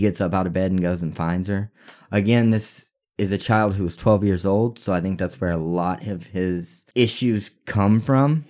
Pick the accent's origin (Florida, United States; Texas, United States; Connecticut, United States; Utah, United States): Texas, United States; We're from Texas